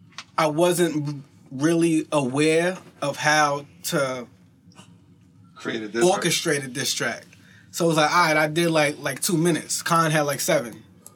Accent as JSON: {"language": "English", "town": "Central Islip", "region": "New York", "country": "United States", "said": "I'm from Central Islip."}